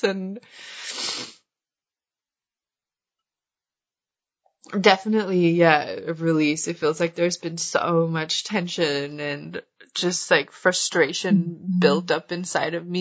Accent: Sweden; moved away as an adult; also born or lived in India / Spain; I moved back to Sweden

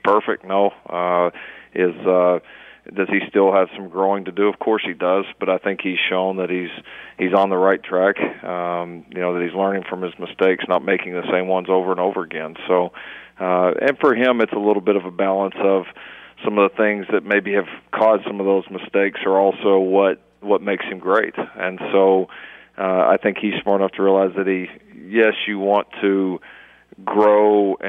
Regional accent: Texas, United States; also born or lived in North Carolina; my accent's maybe all you grow up in Texas and then you get out to the East Coast, North Carolina, and then back here

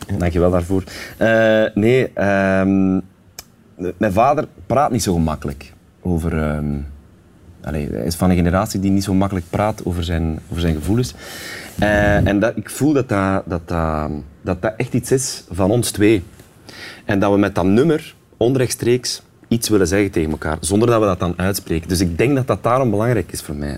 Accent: Sint-Niklaas, Flanders, Belgium; in de Stadsschouwburg in Sint Niklaas, waar ik vandaan kom

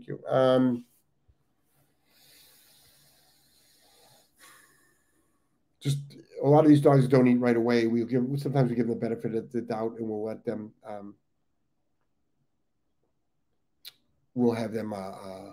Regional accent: Cleveland, Ohio, United States; moved away; I'm from Ohio, guys. I'm from Cleveland.

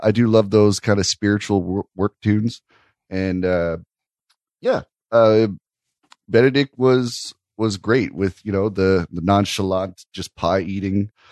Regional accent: Canada; I'm a Canadian

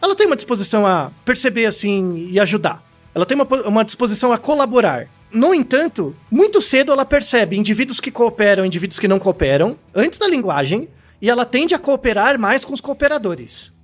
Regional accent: São Paulo, Brazil; eu nasci em São Paulo

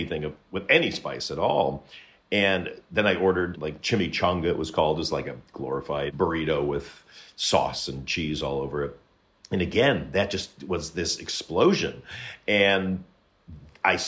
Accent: Michigan, United States; I grew up in Michigan and in the late 60s and early 70s

